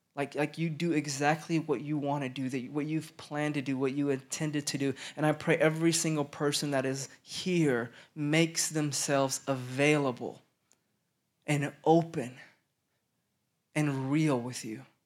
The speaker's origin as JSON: {"language": "English", "town": "Stillwater", "region": "Oklahoma", "country": "United States", "tie": "born or raised there", "also_born_or_lived": "Denver, Colorado", "moved": "yes", "lives_now": "Dallas, United States", "said": "I grew up in Stillwater, Oklahoma"}